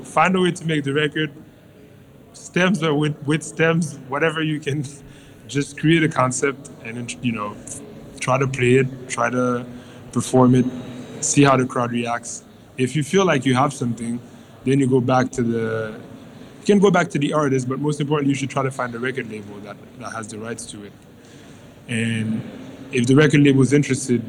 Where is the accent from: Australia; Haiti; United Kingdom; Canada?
Haiti; growing up in Haiti, which is an island in the middle